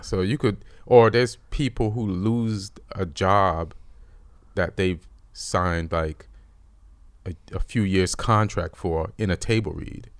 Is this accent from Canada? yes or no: no; Jamaica; born or raised there; moved away; also born or lived in England